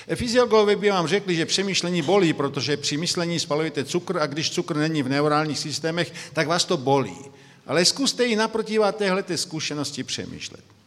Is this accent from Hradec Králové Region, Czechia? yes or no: no; Brno, South Moravian Region, Czechia; now in Slovakia; Já jsem z Brna, by to bylo zřejmé, tedy jsem Moravák narozením, pak žijí na Slovensku